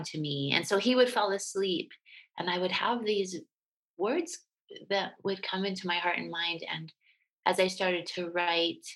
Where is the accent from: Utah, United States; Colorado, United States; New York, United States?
Utah, United States; moved away as an adult; also born or lived in New Jersey; I grew up in a small town in Utah in the 70s and 80s